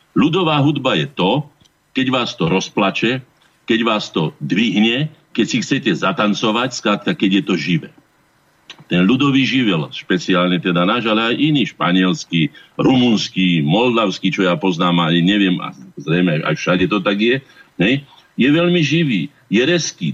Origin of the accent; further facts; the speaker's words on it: Slovakia; keď som sa ja narodil ako Slovák